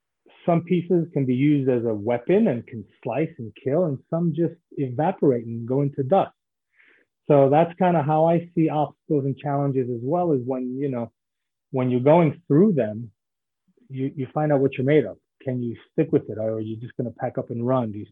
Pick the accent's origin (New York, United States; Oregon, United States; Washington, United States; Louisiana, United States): New York, United States; New York City; moved away as an adult; also born or lived in New Jersey / Israel; now in Florida, United States; I was born in Brooklyn, New York, and grew up in Brooklyn and then in Manhattan as well